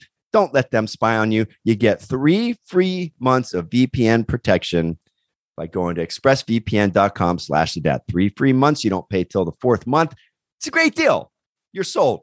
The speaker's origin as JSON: {"language": "English", "region": "California", "country": "United States", "said": "My family, we're from California"}